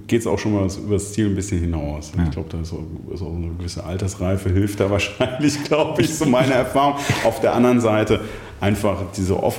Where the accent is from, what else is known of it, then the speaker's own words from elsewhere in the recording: Rhineland, Germany; Was mir als Rheinländer eigentlich leicht fallen sollte